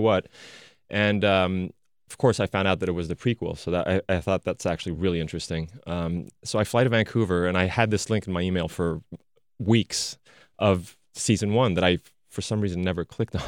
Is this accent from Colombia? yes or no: no; France; moved away; Growing up in France